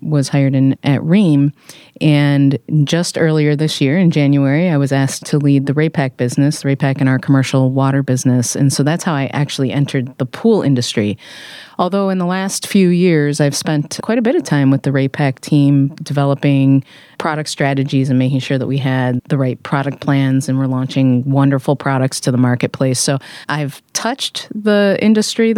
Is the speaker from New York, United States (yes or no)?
no; Michigan, United States; moved away as an adult; also born or lived in Detroit, Michigan / Atlanta, Georgia; now in California, United States; we're both from a very small town in Michigan. So I'm a Midwesterner by upbringing